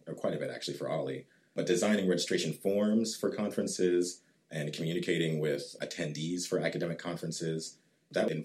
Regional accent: Richardson, Texas, United States; also born or lived in Atlanta, Georgia; I was actually born in Atlanta, Georgia, but my family moved here when I was two. So I've pretty much been raised in the North Dallas area, in Richardson specifically

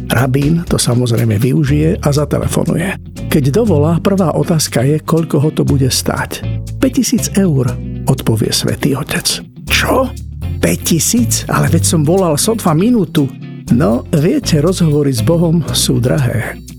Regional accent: Bratislava, Bratislava Region, Slovakia; Keď som bol dieťa doma v Bratislave či Požoni alebo Presburgu, sa hovorilo maďarsky, nemecky, slovensky a trocha jidiš

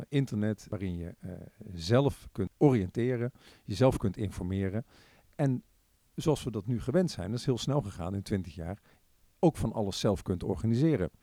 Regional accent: Breda, North Brabant, Netherlands; also born or lived in Tilburg; now in The Hague, Netherlands; geboren en getogen in Breda

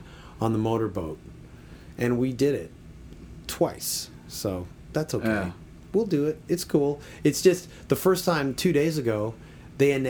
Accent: Toronto, Ontario, Canada; Toronto, which was my hometown

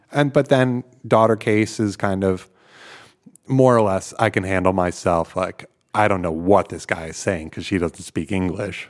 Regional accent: outside of New York City, United States; moved away as an adult; now in Netherlands; I grew up outside of New York City

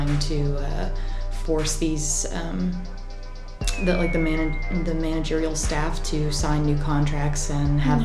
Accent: North Carolina, United States; moved away; also born or lived in Savannah, Georgia; I'm from North Carolina

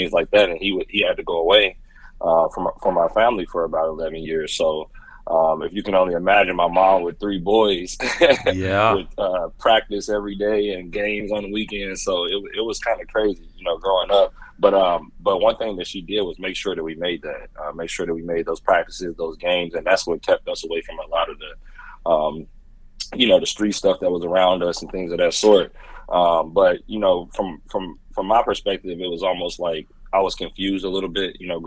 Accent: Indianapolis, Indiana, United States; also born or lived in West Lafayette, Indiana; I was born and raised in Indy.

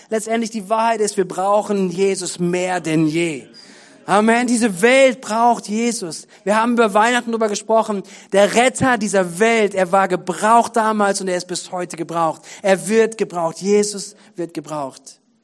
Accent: Germany; für uns als Deutsche, als Deutschland

